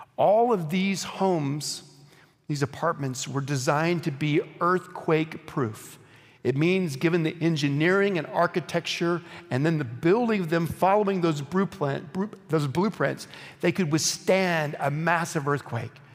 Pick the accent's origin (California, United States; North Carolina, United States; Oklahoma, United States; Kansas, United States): Oklahoma, United States; I grew up in Oklahoma